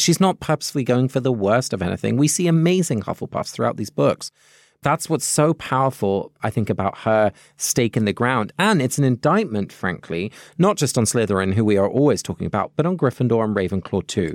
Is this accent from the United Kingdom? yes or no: yes; London, United Kingdom; also born or lived in Netherlands (parents); now in United States; I have a British passport because I was born in London, and I have a Dutch passport because both my parents are Dutch.